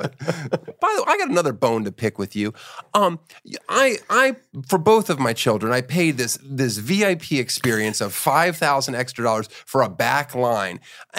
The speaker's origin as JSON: {"language": "English", "country": "Germany", "tie": "born there", "said": "I was in Germany. I was born in Germany."}